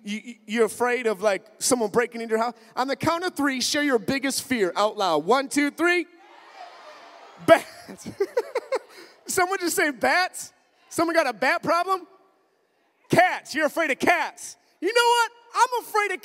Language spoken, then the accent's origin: English; Minnesota, United States; I'm from Minnesota, up in the north